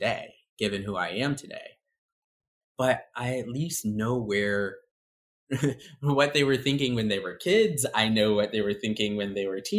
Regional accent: Nashville, Tennessee, United States; also born or lived in New Haven, Connecticut / Baltimore, Maryland; now in New York City, United States; I was born in New Haven, Connecticut, and then we moved to Baltimore, and I stayed there until I was 8. Eventually, we moved to Nashville, and that was a culture shock and a half. That was an interesting environment

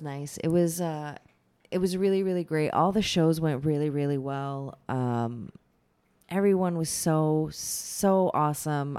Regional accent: Michigan, United States; moved away; growing up in Michigan

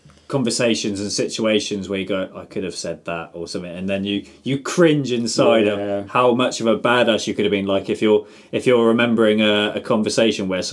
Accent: England, United Kingdom; we're English as well

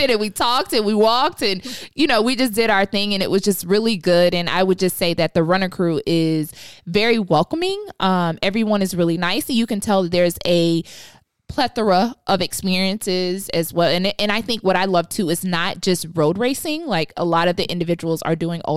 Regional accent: Atlanta, Georgia, United States; I'm born and raised in Atlanta

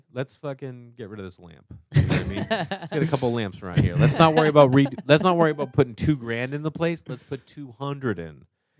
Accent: Boston, Massachusetts, United States; I grew up in Boston across from the Yankees.

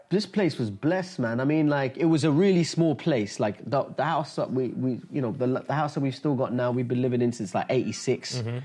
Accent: India; also born or lived in Dubai; I'm Indian. I was born in Dubai.

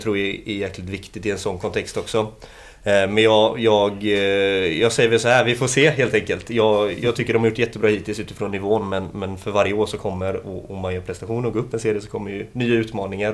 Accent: Gothenburg, Västra Götaland, Sweden; född och uppväxt i eh, Annedal. Eh, här i stan

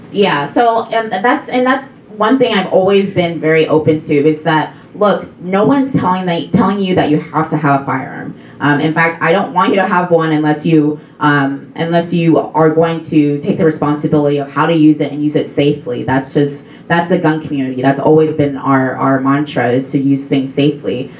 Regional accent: Missouri, United States; I'm from Missouri and I go to Mizzou.

